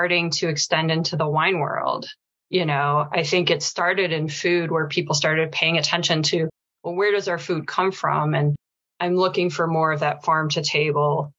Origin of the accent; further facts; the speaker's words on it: outside of Chicago, Illinois, United States; moved away as an adult; also born or lived in New York City; I grew up outside of Chicago